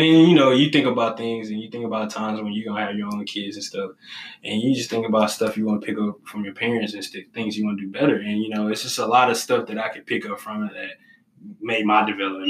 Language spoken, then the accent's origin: English; Texas, United States; moved away; when I came from Texas, I was cocky. You know, I had been coached in Texas.